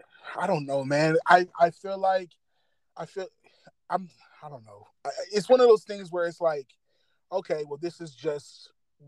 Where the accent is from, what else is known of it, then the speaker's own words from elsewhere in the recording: Detroit, Michigan, United States; I was born in Detroit